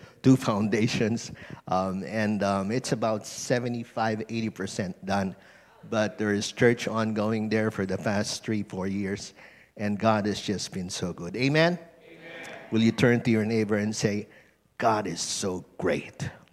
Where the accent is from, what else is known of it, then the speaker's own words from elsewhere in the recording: Philippines; being Filipino